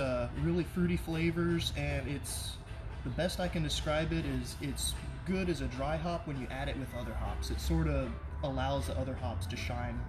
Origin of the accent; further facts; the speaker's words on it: Houston, Texas, United States; also born or lived in Oklahoma; No, I'm born and raised in Houston.